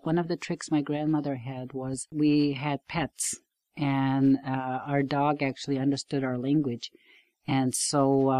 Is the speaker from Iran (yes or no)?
no; Wolastoqey community, St. John River, New Brunswick, Canada; first language Wolastoqey (Maliseet); English is a second language; I was born into it. English is my second language. Actually, it's almost my third, because I grew up in a home where my grandfather, my maternal grandfather, is from Quebec. And so there was French spoken in our home, as well as Wolastoqe or Maliseet.